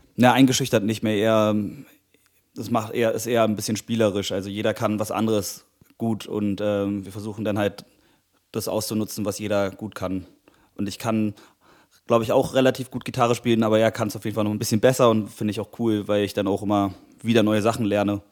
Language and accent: German; Berlin, Germany; ich bin Musiker aus Berlin